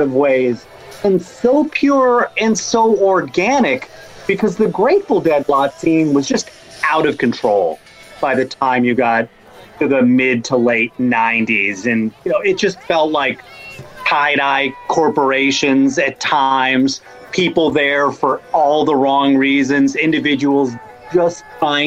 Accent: Rhode Island, United States; I grew up in Rhode Island

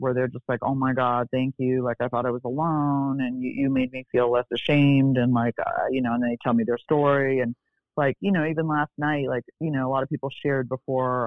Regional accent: Beverly Hills, California, United States; also born or lived in Bel Air; I grew up in Beverly Hills

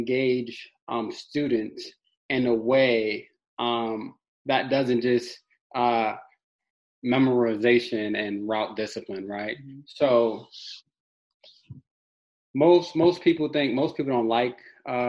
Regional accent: New York City, New York, United States; also born or lived in Harlem; I'm from Brownsville, Brooklyn

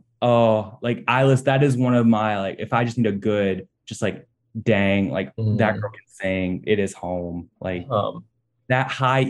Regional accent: Alabama, United States; I'm from Alabama.

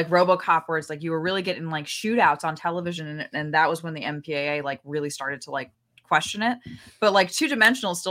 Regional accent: Los Angeles, California, United States; I'm from Los Angeles, which is a car centric city

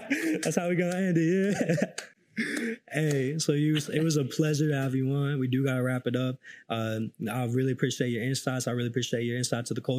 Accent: California, United States; I grew up in California

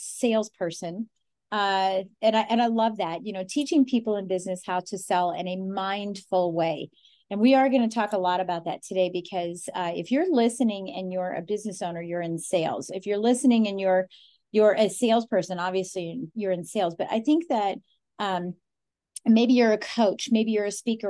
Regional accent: Colorado, United States; I'm from Colorado, born, raised, you know, there's four generations of us there

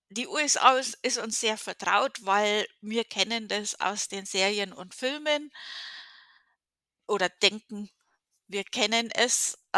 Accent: Bavaria, Germany; Äh, ich komme aus Bayern. Wir hatten eine sehr, sehr gute äh, Trinkqualität, äh, Oberpfalz, um genau zu sein.

